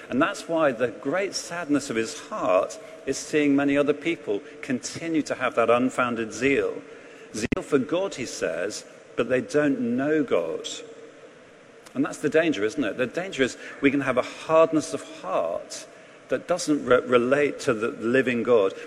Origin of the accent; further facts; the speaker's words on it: England, United Kingdom; now in London, United Kingdom; as an Englishman